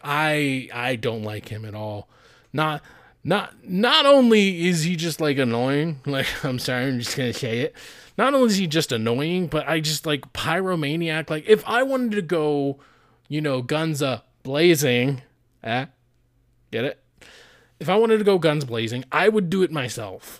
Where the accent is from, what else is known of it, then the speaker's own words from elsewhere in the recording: Idaho, United States; I'm from Idaho